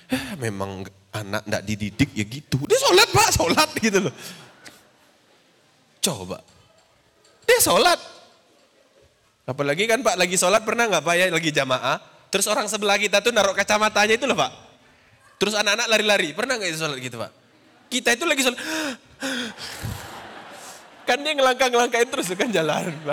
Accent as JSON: {"language": "Indonesian", "region": "Riau", "country": "Indonesia", "said": "Saya dulu waktu di Riau, karena saya orang Riau tidak tidak ngerti bahasa Jawa."}